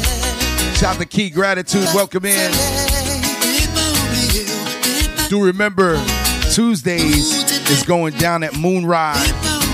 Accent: Brooklyn, New York, United States; also born or lived in Port-au-Prince, Haiti / Canada / New Jersey, United States; I was born in Port-au-Prince, man. So growing up in, you know, I came here at a very early age, at 3. Grew up in Brooklyn. Then I moved to Canada. Lived in Canada for about four years.

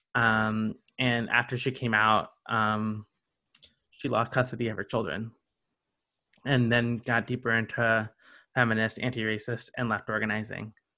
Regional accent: the South, United States; now in Greensboro, United States; I grew up in the South

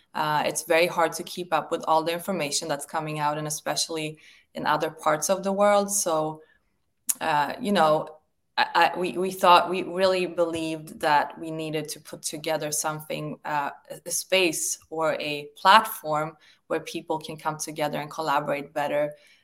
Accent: Sweden; I came from Sweden, and in Sweden, we do have complete choice over vaccines, even in school.

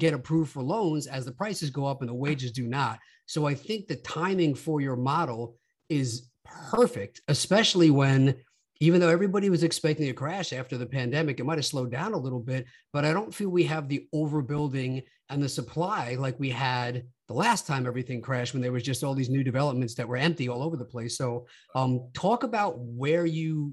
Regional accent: Long Island, New York, United States; I grew up on Long Island

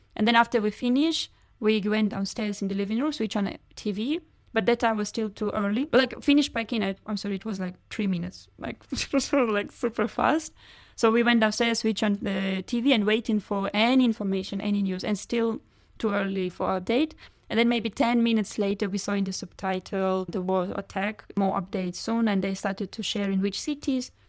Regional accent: Kharkiv, Kharkiv Oblast, Ukraine; English is a second language; moved away; Kharkiv is my hometown.

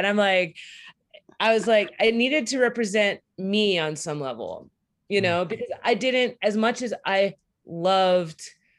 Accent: San Diego, California, United States; also born or lived in New Bedford, Massachusetts; I grew up in California and the Northeast. So I grew up in San Diego and New Bedford, Massachusetts.

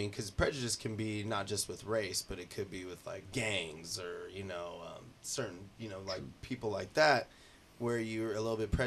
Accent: Ridgecrest, California, United States; now in San Diego, United States; I go to my hometown, and it's, like, white

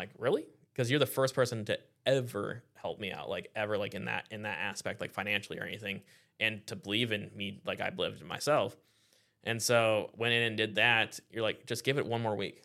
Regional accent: Iowa, United States; now in Florida, United States; I grew up in Iowa

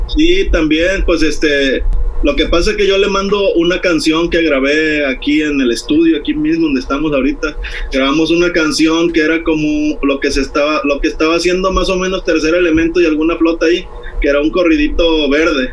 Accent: Veracruz, Mexico; now in Playa del Carmen, Mexico; yo originalmente soy de Veracruz, pero aquí en Playa del Carmen ya llevo 20 añitos que me trajeron mis jefes para acá

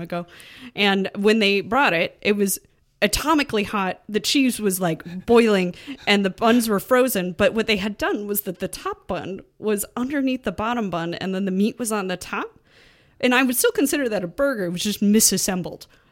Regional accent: Chicago, Illinois, United States; I'm, I'm a Chicagoan

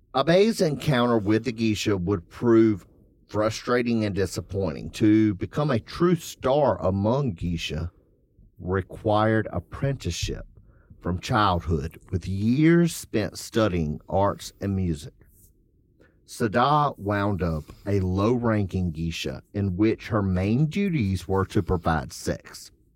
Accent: South Carolina, United States; I'm from South Carolina

